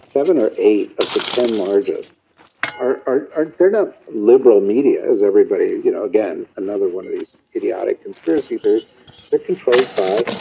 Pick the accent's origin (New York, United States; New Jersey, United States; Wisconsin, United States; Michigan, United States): New York, United States; New York City; I'm from New York City.